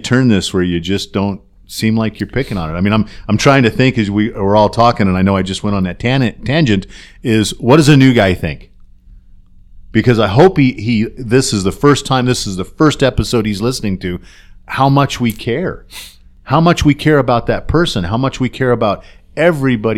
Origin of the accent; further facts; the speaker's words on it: Colorado, United States; we all know we're from Colorado